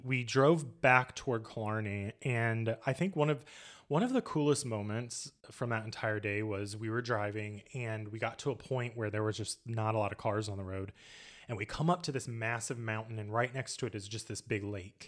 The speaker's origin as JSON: {"language": "English", "town": "Indianapolis", "region": "Indiana", "country": "United States", "said": "we're from Indianapolis, we're from Indiana"}